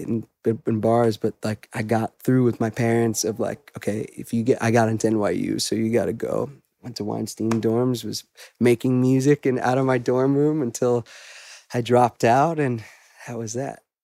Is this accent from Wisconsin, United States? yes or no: no; Great Neck, New York, United States; I grew up in Great Neck originally in Long Island